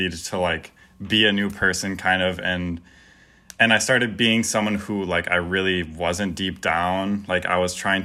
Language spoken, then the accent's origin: English; Verona, Wisconsin, United States; I grew up in Verona, Wisconsin, which isn't too far away